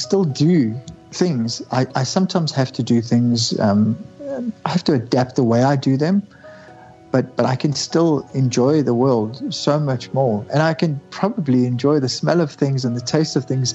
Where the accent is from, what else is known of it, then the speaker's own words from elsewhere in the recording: South Africa; we are from South Africa, not from England.